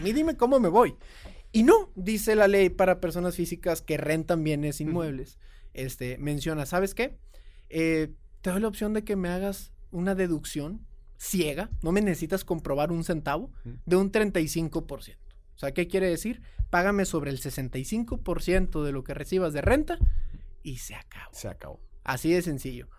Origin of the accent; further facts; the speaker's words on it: Mexico; also born or lived in Austin, Texas / Houston, Texas; Como todo mexicano, de hombre de familia